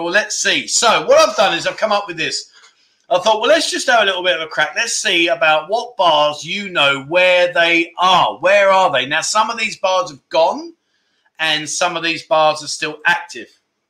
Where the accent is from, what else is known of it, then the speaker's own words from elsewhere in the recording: London, United Kingdom; now in Pattaya, Thailand; Originally, I'm from London in England, my friend.